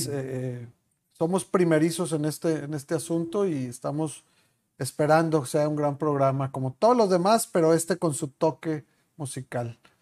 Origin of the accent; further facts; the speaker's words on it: Chihuahua, Mexico; moved away; en este lugar en el que vivimos, que te ha adoptado a ti también, igual que a mí, somos de Chihuahua los dos